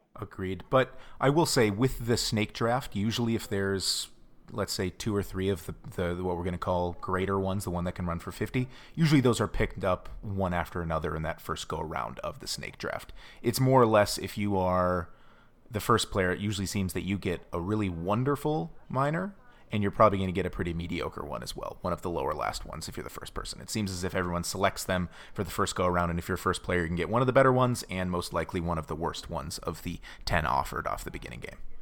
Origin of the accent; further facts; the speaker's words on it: United States; silly American